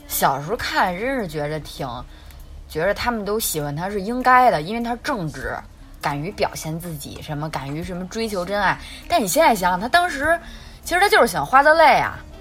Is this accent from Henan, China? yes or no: no; Beijing, China; accent: Beijing accent; 北京，我们的北京腔儿